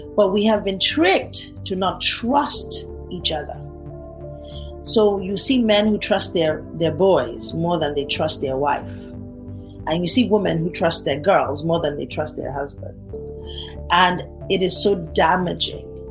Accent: Nigeria; I'm a Nigerian. If you, I want you to understand the kind of background I come from

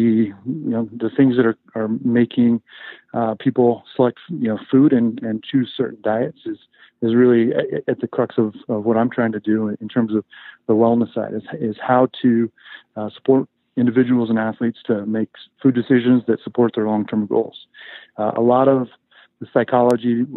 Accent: Chico, California, United States; moved away as an adult; also born or lived in Ithaca, New York; now in Las Vegas, United States; I grew up in Chico, was a lifelong wrestler

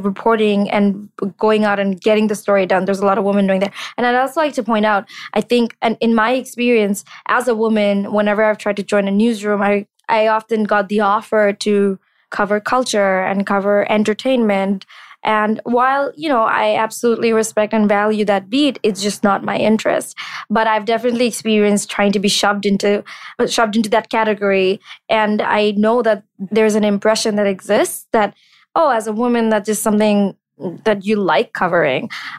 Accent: Bangladesh; It hit me that I'd never interacted with the Jewish community growing up in Bangladesh.

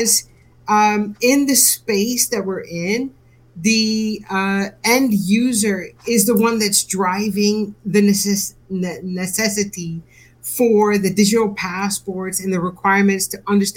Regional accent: United States; moved away as an adult; now in United Kingdom; my heart is from the U.S. I moved to the U.K., some years ago. So I'm an American, moved to the UK

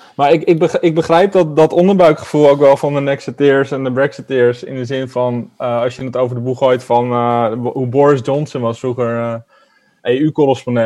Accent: Netherlands; als Nederlander

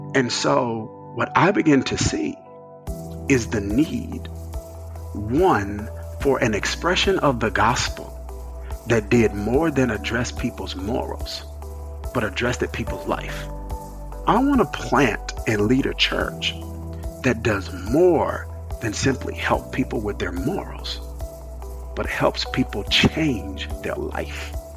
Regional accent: rural Mississippi, United States; moved away as an adult; also born or lived in New Jersey; I came from Mississippi, which was Bible Belt, small. My dad led a smaller church, bivocational. He's a bivocational pastor for the majority of my my childhood

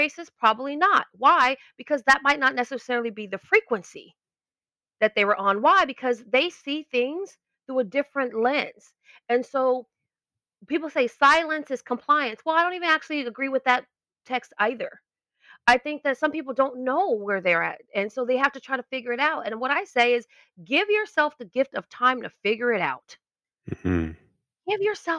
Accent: Los Angeles, California, United States; I was born in Los Angeles, grew up in like North Hollywood in the Valley

